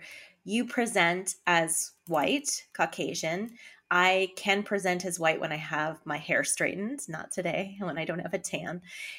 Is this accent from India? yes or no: no; Canada; now in United States; I am Canadian, born in Canada.